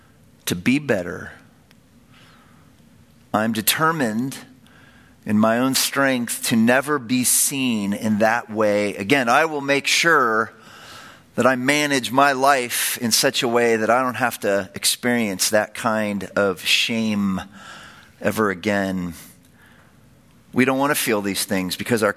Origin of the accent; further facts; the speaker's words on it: San Francisco Bay Area, California, United States; I grew up in the San Francisco Bay Area.